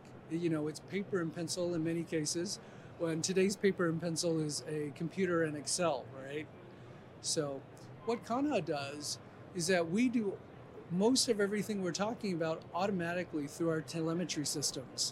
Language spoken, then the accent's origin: English; Colorado, United States; I'm from Colorado